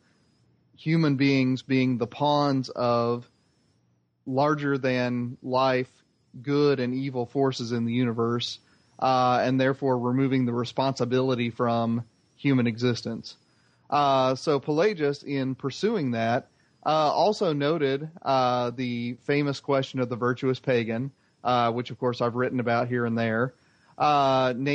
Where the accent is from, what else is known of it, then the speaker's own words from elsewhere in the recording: Indiana, United States; Muslims with whom I grew up with in Indiana